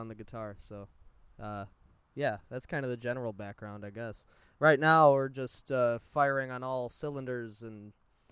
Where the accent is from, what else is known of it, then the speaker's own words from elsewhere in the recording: United States; I was born in America